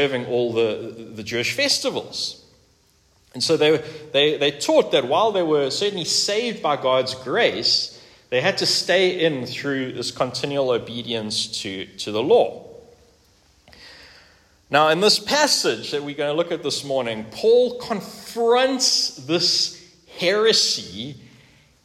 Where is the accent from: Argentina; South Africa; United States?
South Africa; I grew up here in South Africa, like I think most of us, exception of Brendan, and during the 1980s and the 1990s. In fact, yeah, right here in this suburb